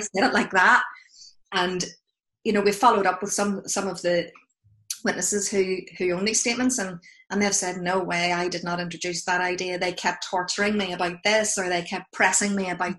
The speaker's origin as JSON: {"language": "English", "town": "Belfast", "region": "Northern Ireland", "country": "United Kingdom", "accent": "Belfast", "moved": "yes", "said": "my accent is from Belfast"}